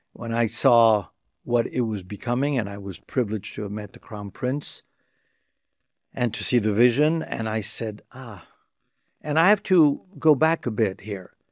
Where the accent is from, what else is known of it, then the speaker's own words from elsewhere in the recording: Tunisia; I was blessed to be in a political family in my home country, Tunisia.